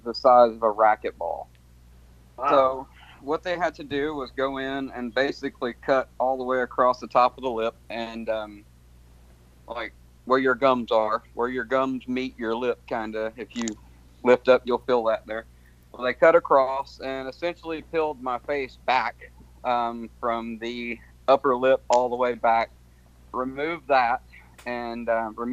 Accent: Nashville, Tennessee, United States; Nashville, Tennessee

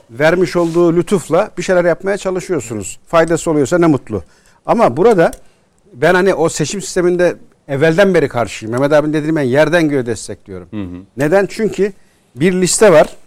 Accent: Ankara, Turkey; born there; now in İzmir, Turkey; Ankara doğumluyum. Ankara.

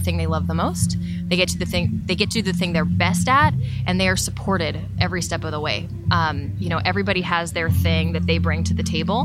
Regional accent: San Diego, California, United States; moved away; we're from San Diego

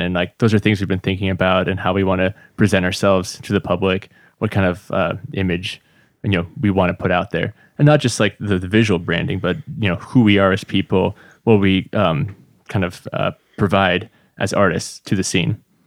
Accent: Redmond, Washington, United States; also born or lived in Slovakia; I grew up just, uh, over in Redmond, basically where we are

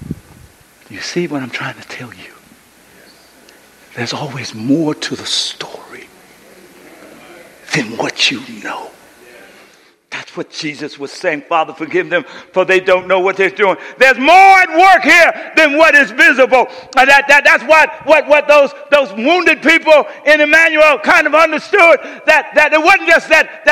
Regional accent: Coushatta, Louisiana, United States; also born or lived in San Francisco, California; I grew up with my granduncle and aunt in Coushatta, Louisiana

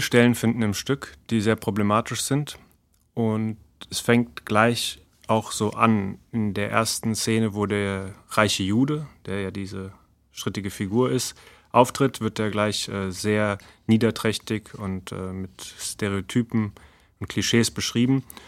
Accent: Frankfurt, Hesse, Germany; Ich bin ja 82 in Frankfurt geboren und ich bin quasi schon mit diesen äh, Geist, diesem Selbstverständnis aufgewachsen, dass wir hier als Juden

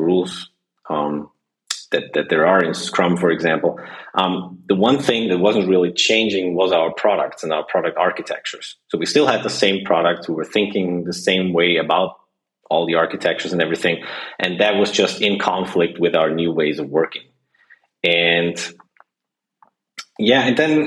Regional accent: Austria; as people can hear, I'm from Austria

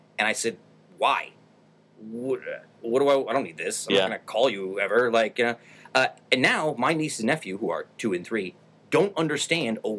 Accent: Utica, New York, United States; growing up in Utica when I did

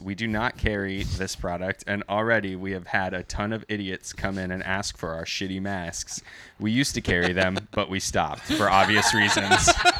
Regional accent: Danville, California, United States; I'm from Danville, Northern California, and 85 was the year I was born.

